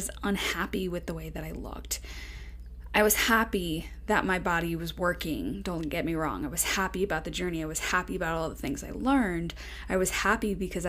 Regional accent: Long Island, New York, United States; also born or lived in Florida; now in Las Vegas, United States; I grew up on Long Island

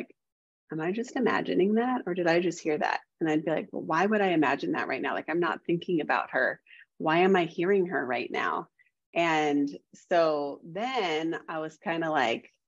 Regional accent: Indiana, United States; We moved back home. I'm from Indiana.

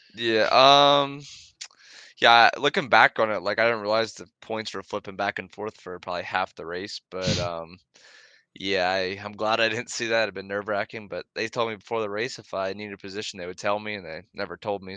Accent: Millersburg, Pennsylvania, United States; Millersburg, PA

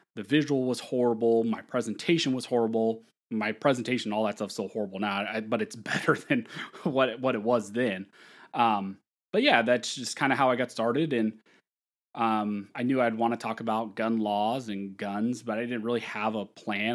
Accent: California, United States; also born or lived in Pennsylvania; a job opportunity in my hometown to work with a local firm

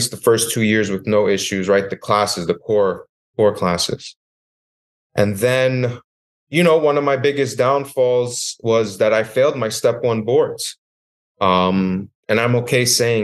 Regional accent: New York, United States; moved away as an adult; also born or lived in West Virginia; I moved to West Virginia from New York, which it itself was a horrible transition. You know, I thought West Virginia was going to be great, but it's not like home. It's not like New York.

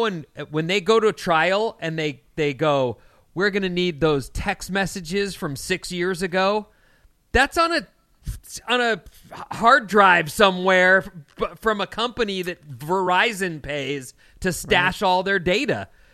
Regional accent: California, United States; I also am from California.

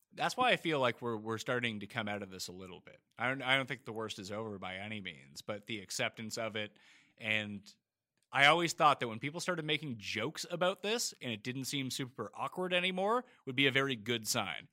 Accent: East Coast of Canada, Canada; accent: Canadian; I'm from the East Coast of Canada

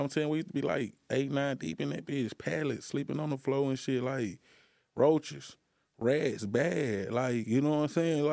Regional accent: Helena, Arkansas, United States; I'm from Helena

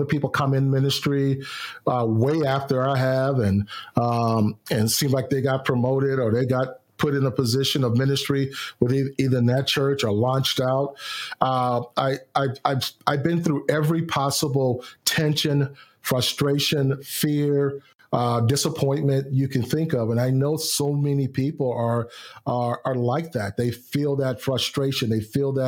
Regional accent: Houston, Texas, United States; My hometown of Houston, Texas.

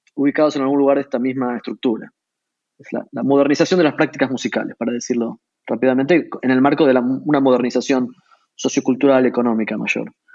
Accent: Buenos Aires, Argentina; nací en la ciudad de Buenos Aires, crecí allí

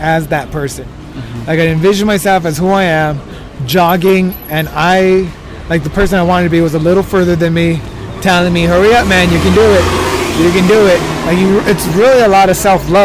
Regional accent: El Monte, California, United States; I was raised in Almonte, California

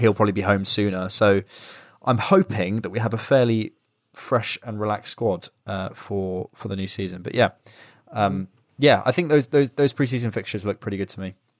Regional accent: Bournemouth, South West England, United Kingdom; I'm from Bournemouth

